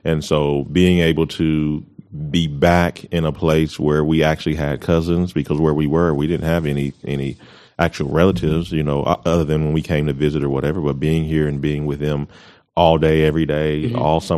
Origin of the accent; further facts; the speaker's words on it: Colorado Springs, Colorado, United States; now in Amarillo, United States; And when I was born, we were stationed at Fort Carson, in Colorado Springs. And so that's where I was born, grew up